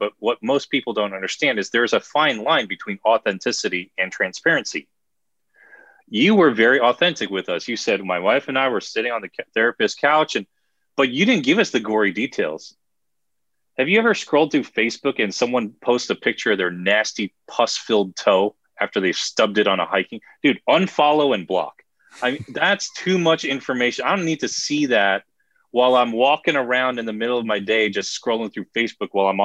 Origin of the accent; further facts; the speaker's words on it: New Jersey, United States; I'm from Jersey